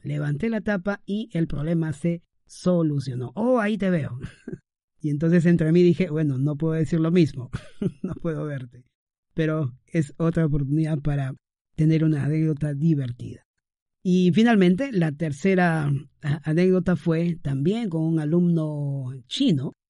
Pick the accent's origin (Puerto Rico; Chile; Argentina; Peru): Peru; Trujillo, La Libertad; transmitiendo desde la ciudad primaveral, Trujillo, mi ciudad natal